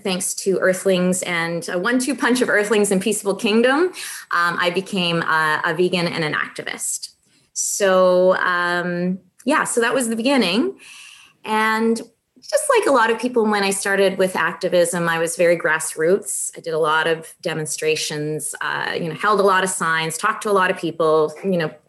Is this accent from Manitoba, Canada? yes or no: yes; Brandon, Manitoba, Canada; moved away; also born or lived in Winnipeg; I started off, you know, out west in farming country. So I'm not from Winnipeg. I'm from further west, the Brandon area, which is a real rural area.